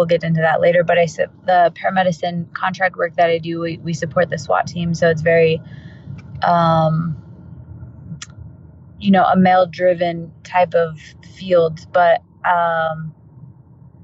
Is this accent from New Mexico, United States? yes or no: yes; Albuquerque, New Mexico, United States; I am in Albuquerque, New Mexico, born and raised